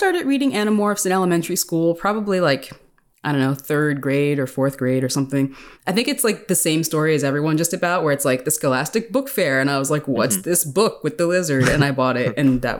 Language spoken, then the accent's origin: English; Philadelphia, Pennsylvania, United States; I'm from Philly